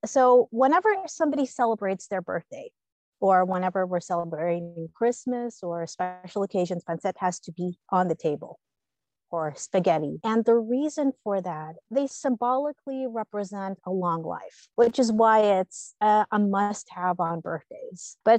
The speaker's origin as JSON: {"language": "English", "country": "United Arab Emirates", "tie": "born or raised there", "said": "I grew up in the United Arab Emirates, so it's like a mosaic of people from different cultures. So growing up there, I grew up with a lot of other kids from different nationalities, different religions."}